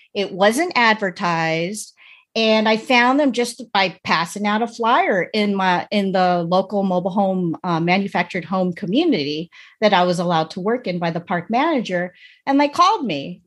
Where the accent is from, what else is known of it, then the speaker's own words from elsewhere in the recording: United States; I was born in America, but my parents were born in the Philippines